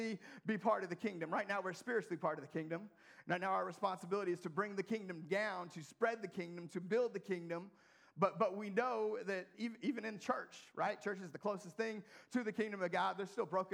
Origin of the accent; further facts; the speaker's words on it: United States; being an American